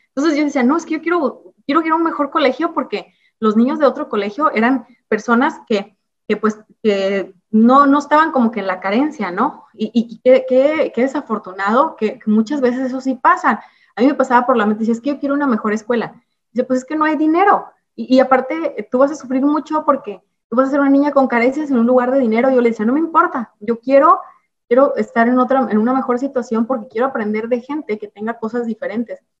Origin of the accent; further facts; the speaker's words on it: Ciudad Victoria, Tamaulipas, Mexico; yo crecí en Ciudad Victoria, en Tamaulipas. Nací en un lugar que se llama Ciudad Mante, pero realmente desde muy bebé me llevaron a Ciudad Victoria, Tamaulipas